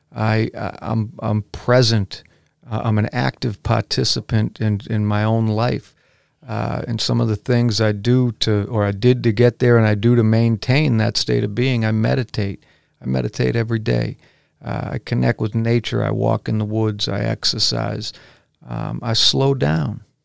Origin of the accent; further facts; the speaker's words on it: Braintree, Massachusetts, United States; now in Weymouth, United States; I was raised, however, in the neighboring town of Braintree, and I loved growing up there, too.